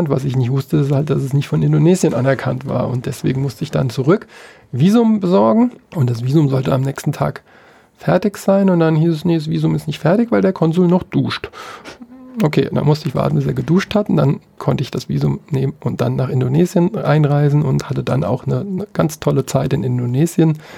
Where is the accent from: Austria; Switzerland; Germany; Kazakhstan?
Germany; Mainz, Rhineland-Palatinate; Mainz ist einfach meine Heimat. Ich kenne sehr viele Leute seit dem Sandkasten